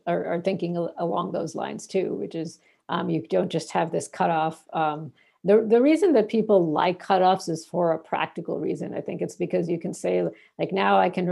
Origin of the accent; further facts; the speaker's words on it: Bangladesh; now in United States; in my country of where I was born in Bangladesh